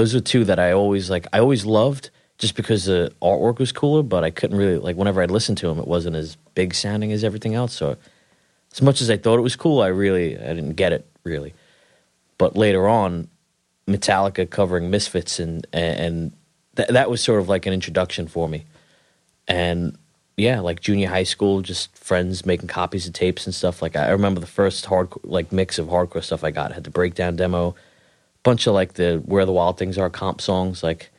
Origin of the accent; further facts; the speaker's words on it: Queens, New York, United States; South Ozone Park, Queens.